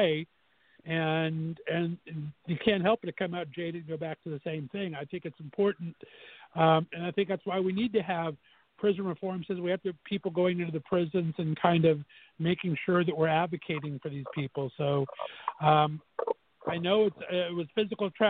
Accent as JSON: {"language": "English", "region": "Southern California", "country": "United States", "tie": "born or raised there", "also_born_or_lived": "Northeast Ohio", "moved": "as an adult", "lives_now": "Ohio, United States", "said": "I was born and raised in Southern California"}